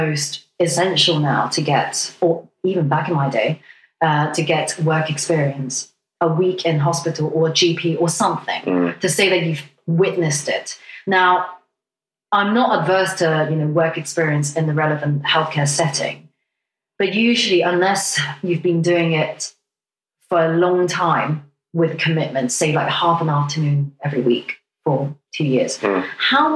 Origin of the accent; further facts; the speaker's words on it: Hong Kong; now in United Kingdom; I come from Hong Kong